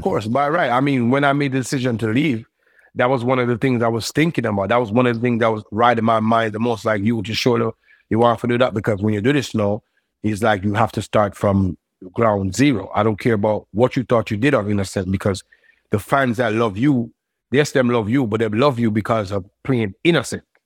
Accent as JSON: {"language": "English", "town": "Brooklyn", "region": "New York", "country": "United States", "tie": "born or raised there", "said": "I grew up in Brooklyn"}